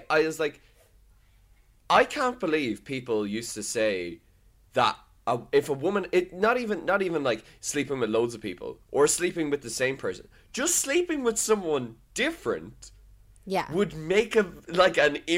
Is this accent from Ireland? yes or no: yes; Dublin, Leinster, Ireland; yeah, I am from Dublin, and I will be from Dublin in this movie.